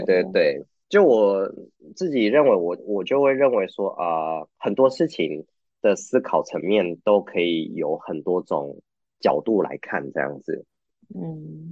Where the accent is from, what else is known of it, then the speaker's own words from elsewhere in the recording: Taiwan; moved away as an adult; also born or lived in Canada; now in Uruguay; 对我们台湾人而言